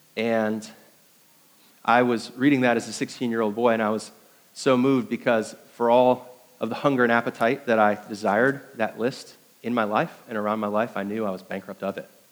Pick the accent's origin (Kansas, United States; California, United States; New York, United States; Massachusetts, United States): New York, United States; moved away as an adult; also born or lived in Indiana; now in Greenville, United States; I was uh, 10 years in Indiana, 10 years in New York, and now 17 years here in South Carolina